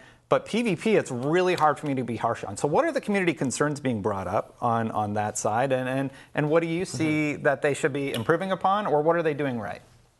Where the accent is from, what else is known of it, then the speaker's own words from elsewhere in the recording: Canada; I'm also Canadian, so it's great to have you on the show.